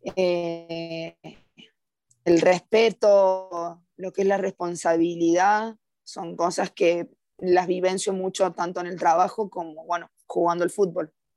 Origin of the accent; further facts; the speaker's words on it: Córdoba, Argentina; moved away as an adult; now in Costa Rica; soy de Córdoba, Argentina, tengo 27 años